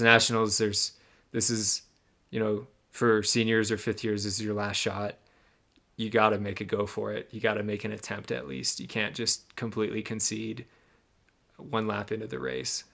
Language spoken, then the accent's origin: English; Michigan, United States; I grew up in Michigan